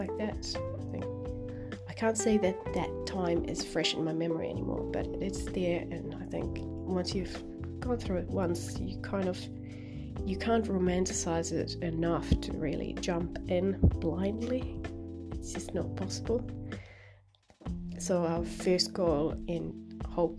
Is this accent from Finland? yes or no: yes; Finland; now in New Zealand; I'm from Finland, where everyone's salaries are like published in the newspaper